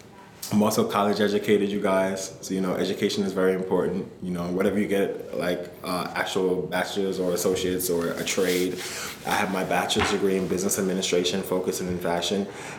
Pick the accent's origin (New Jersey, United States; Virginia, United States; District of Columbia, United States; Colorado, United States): District of Columbia, United States; Washington; moved away as an adult; also born or lived in Jamaica; now in New York, United States; I moved from Jamaica with my parents into Washington, D.C. when I was 5 years old.